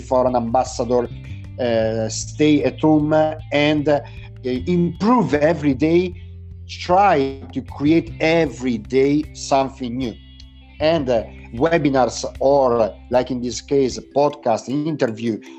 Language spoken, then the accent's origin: English; Lodi, Lombardy, Italy; English is a second language; Now I'm in Lodi. My hometown is close to Milano, actually. It's half an hour far from Milano, south from Milano